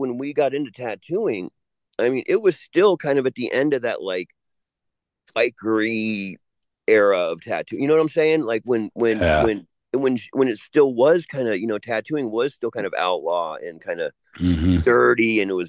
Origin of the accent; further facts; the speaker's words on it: California, United States; When I was younger, okay, growing up, like where I grew up in Southern California.